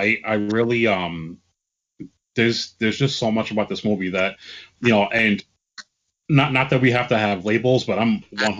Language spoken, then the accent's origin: English; Bergen County, New Jersey, United States; also born or lived in Moonachie, New Jersey; I grew up in Bergen County. I lived in Moonaki for like a couple of years.